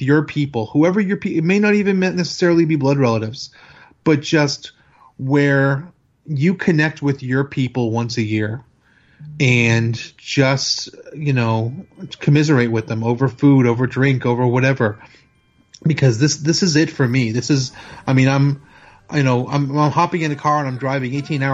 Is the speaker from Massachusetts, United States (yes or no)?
yes; Boston, Massachusetts, United States; now in Chattanooga, United States; I live in Chattanooga now, but I'm originally from the Boston area